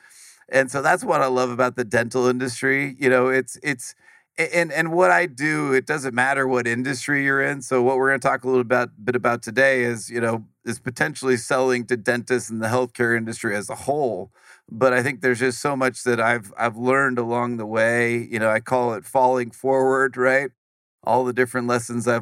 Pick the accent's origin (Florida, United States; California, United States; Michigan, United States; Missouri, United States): California, United States; Silicon Valley; as far as childhood and upbringing, I grew up in Silicon Valley